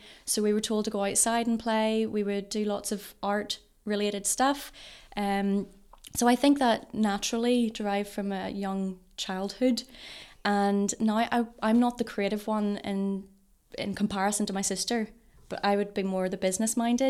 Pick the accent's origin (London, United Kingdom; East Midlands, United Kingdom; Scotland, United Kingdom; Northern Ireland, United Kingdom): Northern Ireland, United Kingdom; also born or lived in England; But I was born in Ballymoney and raised pretty much my whole life in Castlebrook.